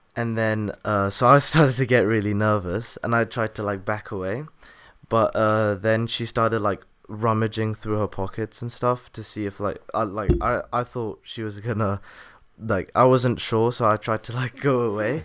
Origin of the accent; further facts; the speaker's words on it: England, United Kingdom; I was born in England